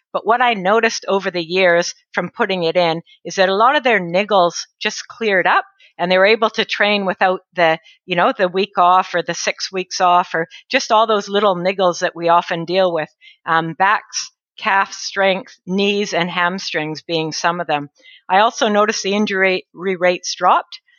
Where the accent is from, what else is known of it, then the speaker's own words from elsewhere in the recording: northern British Columbia, Canada; moved away as an adult; now in New Zealand; I'm Canadian. I grew up in northern BC, British Columbia, in Canada